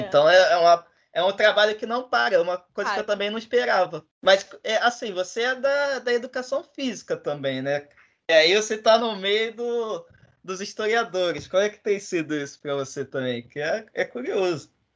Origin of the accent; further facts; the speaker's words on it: Duque de Caxias, Rio de Janeiro, Brazil; eu sou de Caxias